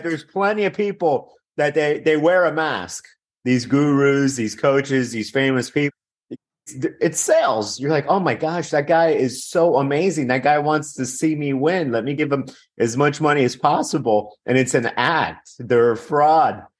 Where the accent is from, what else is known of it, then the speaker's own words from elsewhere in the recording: Miami, Florida, United States; I'm actually from Miami, born in Miami